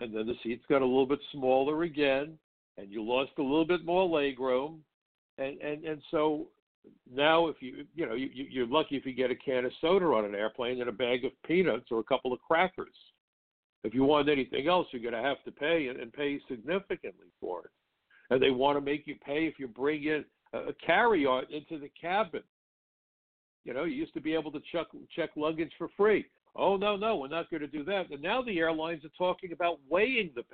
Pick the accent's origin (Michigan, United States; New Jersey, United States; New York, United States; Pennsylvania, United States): New York, United States; New York City; born or raised there